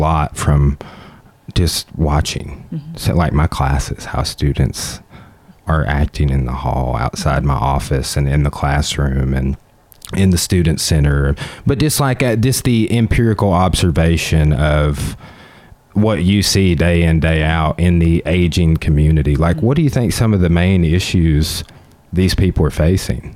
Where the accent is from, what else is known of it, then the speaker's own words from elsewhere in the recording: Clarksville, United States; I grew up on Central Street down there on the Spatter Creek levee